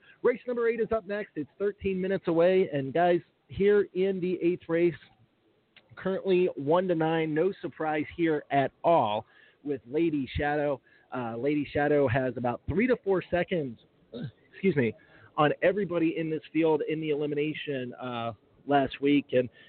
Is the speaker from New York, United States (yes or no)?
yes; Buffalo, New York, United States; I'm from Buffalo.